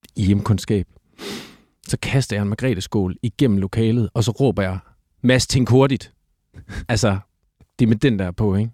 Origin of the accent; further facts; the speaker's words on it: Silkeborg, Central Denmark Region, Denmark; moved away as an adult; also born or lived in Copenhagen; Jeg er født i Silkeborg. Øh, Silkeborg sygehus, for at være helt eksakt. Jeg, øh, og der, der har jeg boet øh, øh, hele mit, øh, mit øh, børne- og ungdomsliv, indtil, at, øh, indtil jeg flyttede til København som sådan noget 18-19-årig